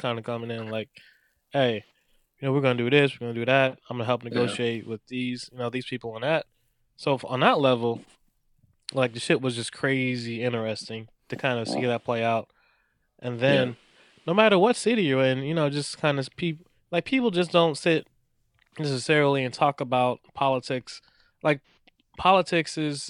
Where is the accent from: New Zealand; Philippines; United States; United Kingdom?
United States; as an American